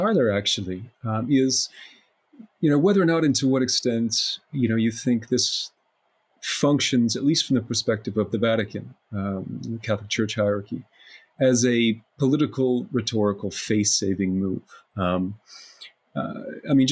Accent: Canada; my home country of Canada

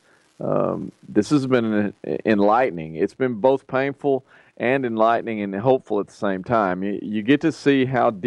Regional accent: Texas, United States; I'm a Texan first

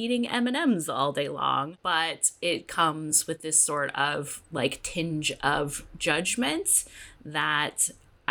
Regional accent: Southern California, United States; I was born and raised in Southern California

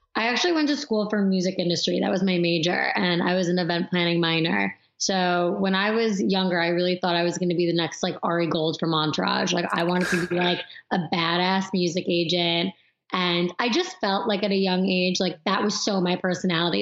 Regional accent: Long Island, New York, United States; I grew up on Long Island

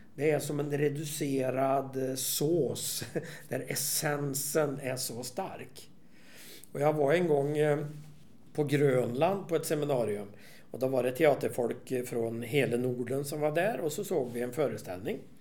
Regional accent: Värmland, Sweden; i Värmland där jag kommer ifrån

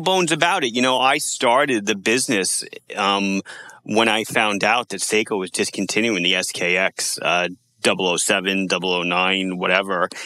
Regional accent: United States; as Americans

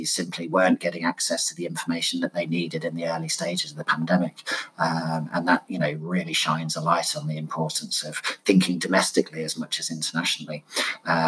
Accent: Leicester, East Midlands, United Kingdom; now in London, United Kingdom; I'm sitting here in London. I was actually born and raised in Leicester

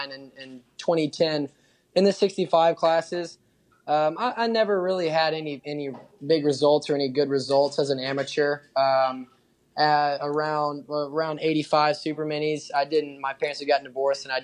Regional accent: Texas, United States; I'm raised in Texas.

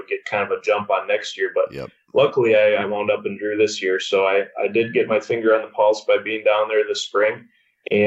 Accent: Wisconsin, United States; I grew up in Wisconsin

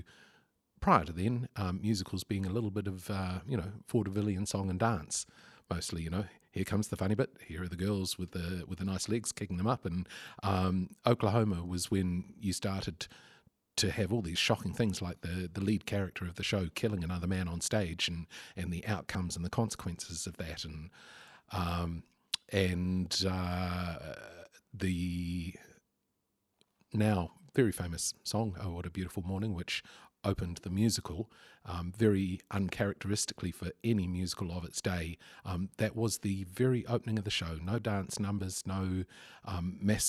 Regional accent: Lower Hutt, Wellington, New Zealand; I grew up in the Hutt Valley, and early high school years were a bit rough around the edges

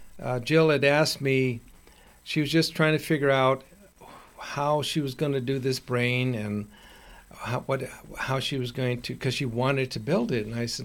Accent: Chicago, Illinois, United States; moved away; When I was growing up, I lived in, I'm from Chicago

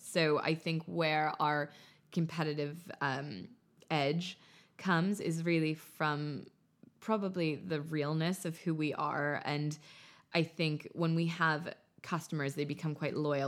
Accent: United States; moved away as an adult; also born or lived in Paris; now in London, United Kingdom; growing up in America

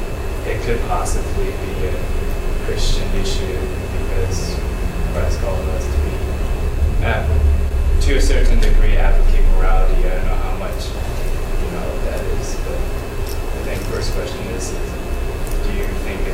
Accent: Taiwan; I'm from Taiwan

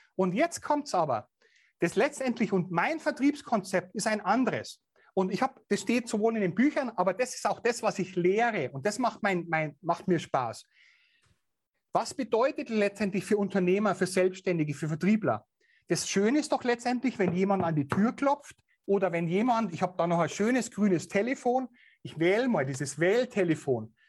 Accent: Bavaria, Germany; accent: Bavarian; natürlich auch bayerisch. Ich kann meinen Dialekt nicht verbergen

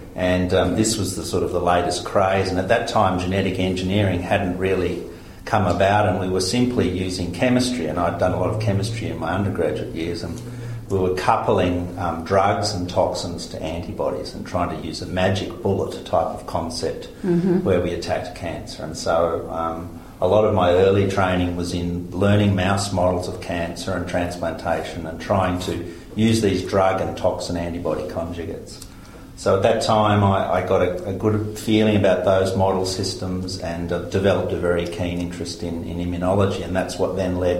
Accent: Victoria, Australia; moved away as an adult; now in Queensland, Australia; I grew up largely in Victoria, lived in Victoria most of my life, and only recently moved to Queensland.

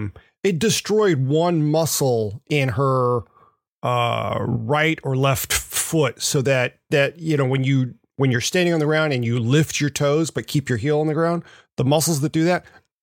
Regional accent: Memphis, Tennessee, United States; Growing up in Memphis in seventh grade

